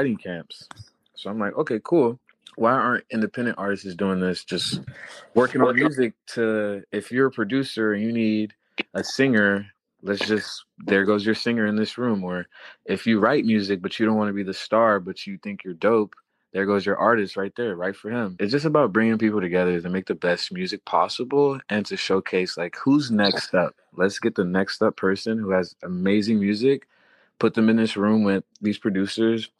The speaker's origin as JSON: {"language": "English", "region": "Florida", "country": "United States", "also_born_or_lived": "Haiti / Los Angeles", "moved": "yes", "said": "I'm from Florida, born in Haiti"}